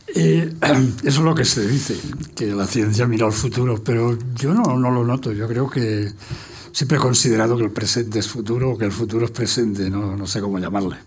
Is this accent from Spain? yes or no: yes; Barcelona, Catalonia, Spain; first language Catalan; Spanish is a second language; moved away as an adult; now in Madrid, Spain; en casa se hablaba catalán y en el colegio pues castellano y me alegro de haberme educado en los dos